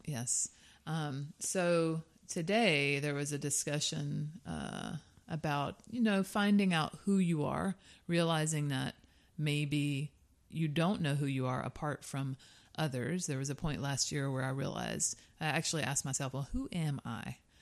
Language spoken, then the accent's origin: English; South Georgia, United States; I am from the Deep South